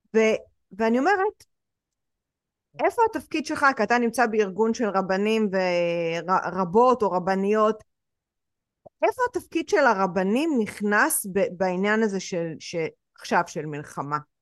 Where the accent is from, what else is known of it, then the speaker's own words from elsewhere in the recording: Israel; אני ישראלית, ההורים שלי ישראלים